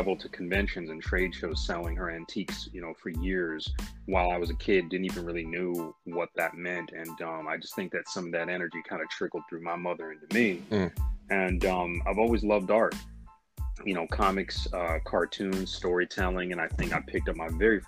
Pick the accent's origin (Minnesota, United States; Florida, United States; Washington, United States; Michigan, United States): Michigan, United States; a young black kid growing up in Michigan